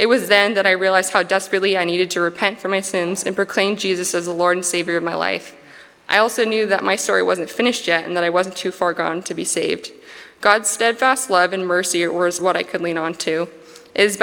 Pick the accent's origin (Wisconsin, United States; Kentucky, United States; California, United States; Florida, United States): California, United States; Hanford; I'm from Hanford, California, and lived here for the majority of my childhood and adulthood